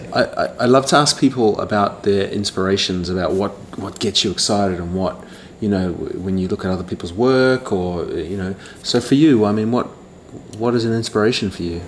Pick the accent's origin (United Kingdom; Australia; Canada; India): Australia; moved away; my home country in, in, Australia